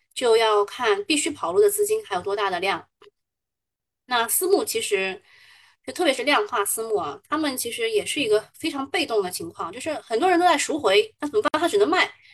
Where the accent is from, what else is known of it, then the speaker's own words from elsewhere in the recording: Shanghai, China; 我们上海人嘛